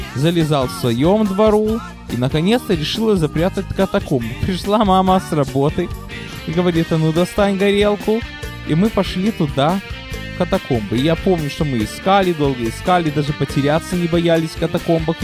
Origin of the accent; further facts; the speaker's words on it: Odesa, Odesa Oblast, Ukraine; also born or lived in Brooklyn, United States; now in United States; я родился и вырос на Молдаванке